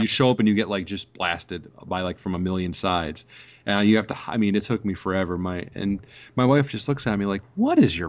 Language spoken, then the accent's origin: English; New York, United States; I grew up in New York